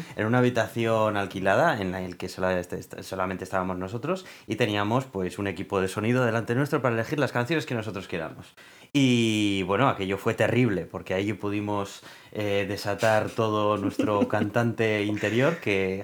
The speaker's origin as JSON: {"language": "Spanish", "country": "Spain"}